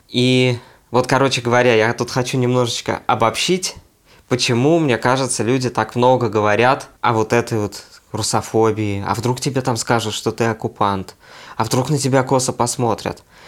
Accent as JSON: {"language": "Russian", "region": "Siberia", "country": "Russia", "moved": "as an adult", "lives_now": "Tbilisi, Georgia", "said": "мы говорили, что мы из Сибири"}